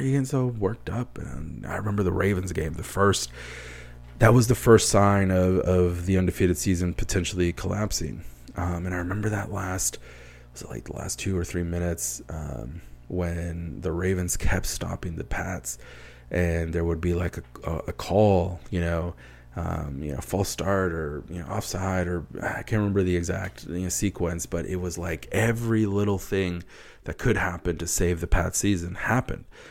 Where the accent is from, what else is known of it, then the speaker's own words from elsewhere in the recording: United States; also born or lived in Wisconsin; growing up in a, in a Hispanic household in the U S